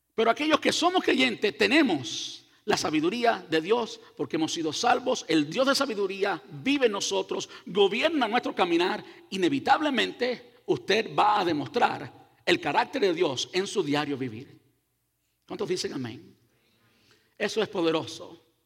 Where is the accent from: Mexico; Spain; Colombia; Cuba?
Cuba; yo soy cubano.